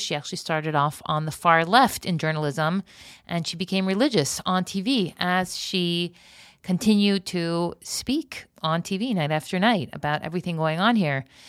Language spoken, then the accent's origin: English; United States; moved away as an adult; now in Israel; an American who made Aliyah